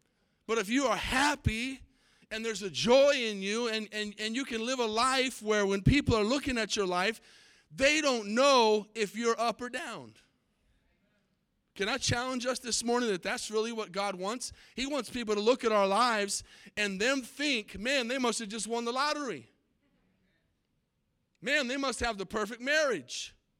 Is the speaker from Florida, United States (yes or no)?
no; Tucson, Arizona, United States; There was a movie way back in the 80s that was filmed in the city that I grew up in Tucson, Arizona, called Can't Buy Me Love.